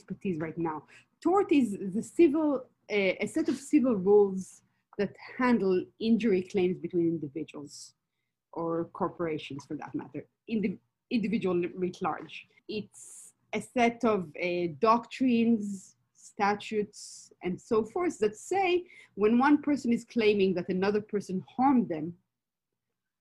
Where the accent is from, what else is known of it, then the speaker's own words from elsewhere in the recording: Israel; moved away as an adult; also born or lived in Berkeley, United States; now in United States; I'm from Israel originally, as you can probably hear